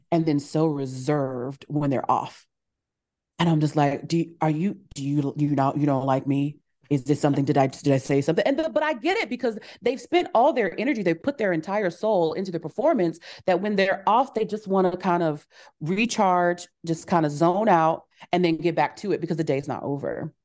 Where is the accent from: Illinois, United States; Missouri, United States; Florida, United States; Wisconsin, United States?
Missouri, United States; Kansas City; I was fourteen, growing up in Kansas City, Missouri